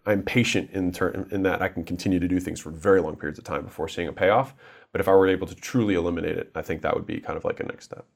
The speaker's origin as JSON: {"language": "English", "country": "United States", "tie": "born or raised there", "said": "I was born in America"}